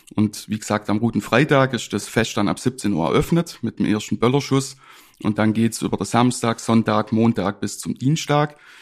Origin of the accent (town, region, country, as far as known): Ravensburg, Baden-Württemberg, Germany; born or raised there; also born or lived in Ireland / Halle (Saale)